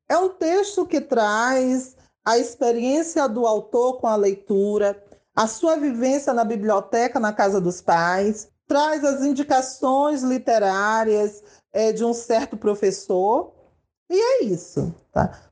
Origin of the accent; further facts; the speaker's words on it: São Luís, Maranhão, Brazil; Nasci e moro em São Luís, capital do estado do Maranhão